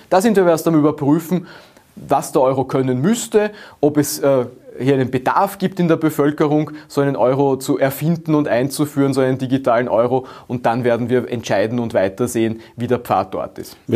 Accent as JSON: {"language": "German", "country": "Austria", "said": "Wir Österreicher und Österreicher, wir wollen die Wahlfreiheit."}